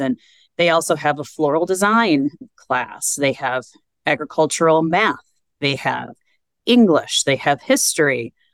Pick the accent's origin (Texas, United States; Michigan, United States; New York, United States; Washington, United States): Michigan, United States; Vicksburg; now in Carmel, United States; i grew up in vicksburg michigan which is about 20 minutes south